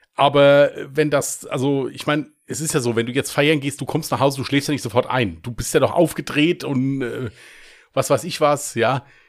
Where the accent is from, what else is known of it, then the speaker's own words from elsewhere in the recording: Westerwald, Germany; wie man hier bei uns im Westerwald sagt